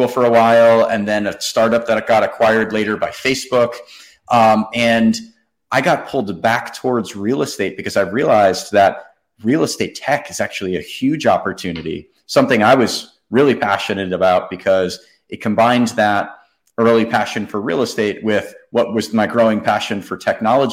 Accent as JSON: {"language": "English", "area": "New York City area", "region": "New Jersey", "country": "United States", "tie": "born or raised there", "said": "growing up in the New York City area, where my dad was a commercial real estate broker"}